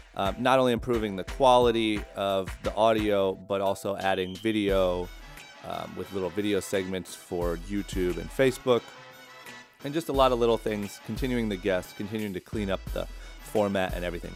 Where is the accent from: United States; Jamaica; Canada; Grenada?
United States; Ohio; now in Orange County, United States; growing up in Ohio